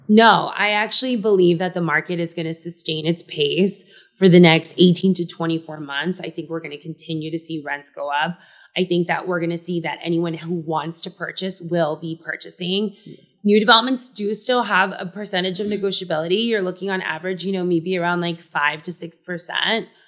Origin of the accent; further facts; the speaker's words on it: Miami, Florida, United States; I grew up in Miami